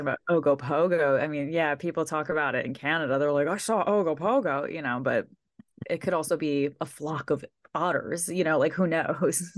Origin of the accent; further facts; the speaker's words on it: New York, United States; I'm from New York.